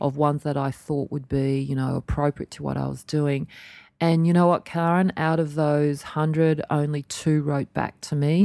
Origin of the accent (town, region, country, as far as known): Australia; born or raised there